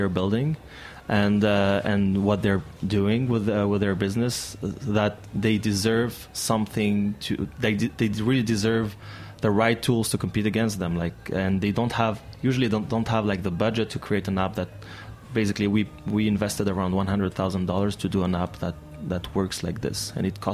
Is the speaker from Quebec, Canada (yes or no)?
yes; Montreal, Quebec, Canada; I am from Montreal